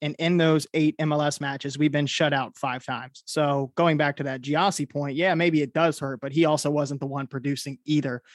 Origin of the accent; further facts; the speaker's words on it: Columbus, Ohio, United States; born and raised in Columbus, Ohio